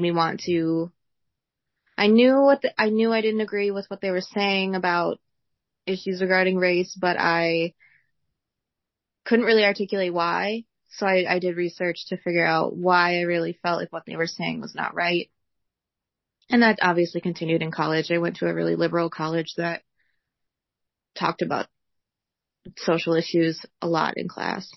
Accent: Wisconsin, United States; I'm from Wisconsin. I've lived here my whole life

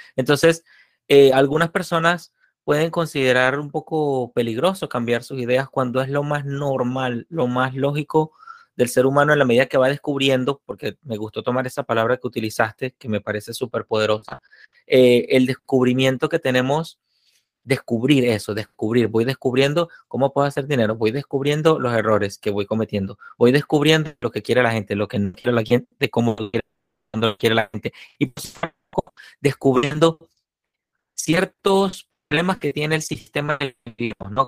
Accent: Venezuela; moved away; la conozco de mi tierra natal

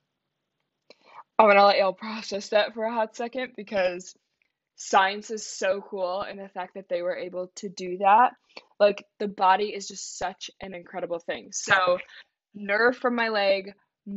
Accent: Saline, Michigan, United States; I'm from a small town called Saline, Michigan. It's right outside of Ann Arbor

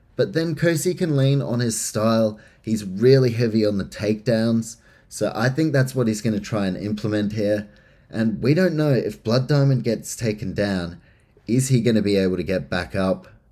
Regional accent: New Zealand; I am from New Zealand

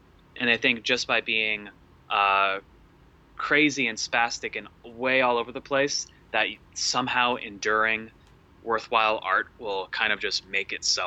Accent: tri-state area, United States; I'm from the tri-state area

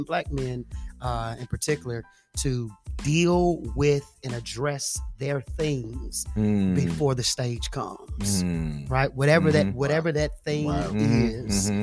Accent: Memphis, Tennessee, United States; moved away as an adult; also born or lived in Huntsville, Texas / Atlanta, Georgia; now in Nashville, United States; I was raised in Memphis, Tennessee. So Memphis is home for me.

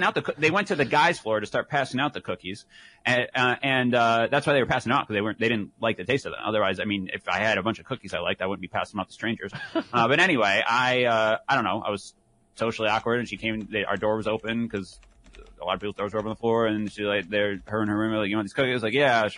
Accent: middle of Michigan, United States; from the middle of Michigan like we were

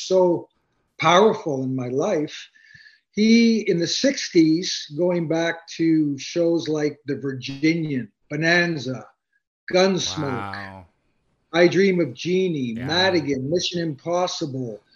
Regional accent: Hamilton, Ontario, Canada; I was born in Hamilton, Ontario, okay. Canada

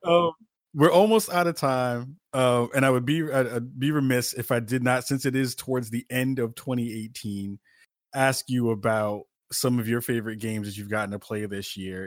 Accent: New York City, New York, United States; moved away; myself as a former New Yorker

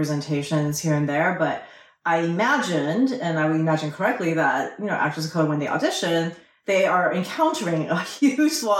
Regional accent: Southern California, United States; I was about 5 when I immigrated, and I think I imagined the United States to be white. Because that was all that's exported to the rest of the world is white America. And so when I came to Southern California as a young immigrant, it was not white.

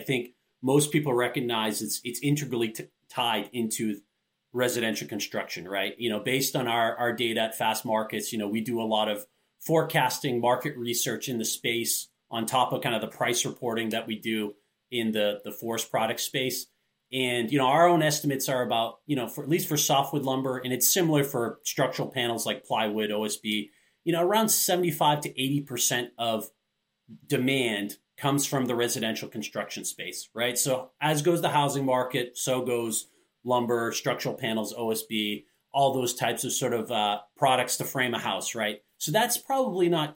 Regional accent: Maine, United States; I grew up in Maine

